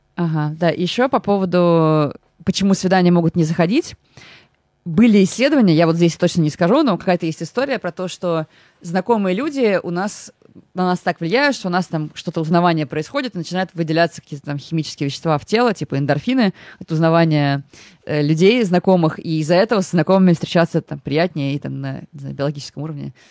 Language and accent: Russian; Moscow, Russia; я из Выхина, это прям район